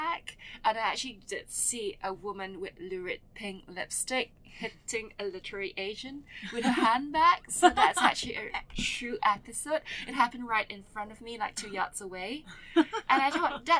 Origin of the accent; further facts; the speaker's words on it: Kuala Lumpur, Malaysia; when I was growing up in Kuala Lumpur